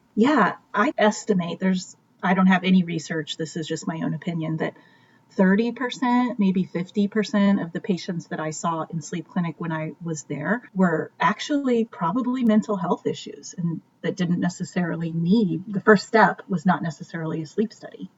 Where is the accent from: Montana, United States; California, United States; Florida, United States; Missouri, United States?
Missouri, United States; Kansas City; also born or lived in New York City; I was born and raised in Kansas City, Missouri